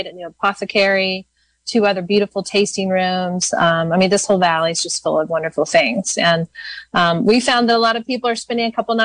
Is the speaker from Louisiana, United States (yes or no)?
no; Waco, Texas, United States; I was born in Waco, Texas, of all places